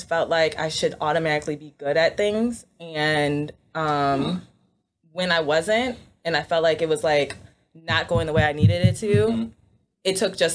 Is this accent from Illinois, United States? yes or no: yes; Schaumburg, Illinois, United States; also born or lived in Chicago; I am from a suburb of Chicago named Schaumburg